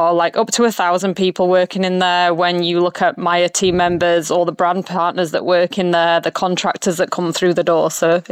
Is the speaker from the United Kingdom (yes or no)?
yes; England, United Kingdom; moved away as an adult; now in Australia; So, yes, my husband and I, we're English. We are both from the UK. I came over here. 20 years ago now, did the whole backpacking thing before I went to uni.